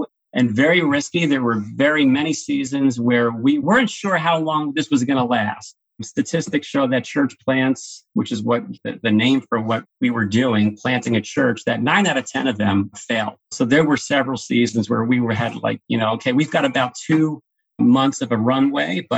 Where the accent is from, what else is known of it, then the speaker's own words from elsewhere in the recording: Mahopac, New York, United States; also born or lived in New Fairfield, Connecticut; now in Carmel, United States; I grew up in Mayapack, one town over.